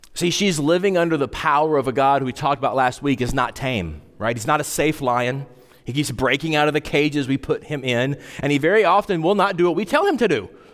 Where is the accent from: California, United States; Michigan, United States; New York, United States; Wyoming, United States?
Wyoming, United States; I grew up in Wyoming, and we had to take Wyoming history, like, every year